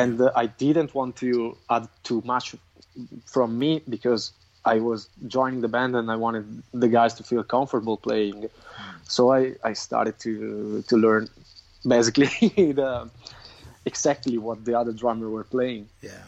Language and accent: English; Crema, Lombardy, Italy; also born or lived in Milan; my hometown, which is Crema in Italy.